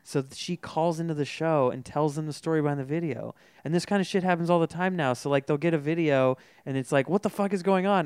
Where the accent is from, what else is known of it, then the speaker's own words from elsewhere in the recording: Folsom, California, United States; I, I grew up in Folsom